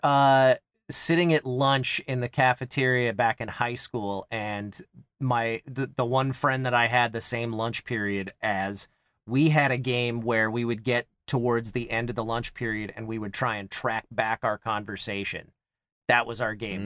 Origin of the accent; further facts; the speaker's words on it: Kansas, United States; moved away; also born or lived in Los Angeles, California; I grew up in Kansas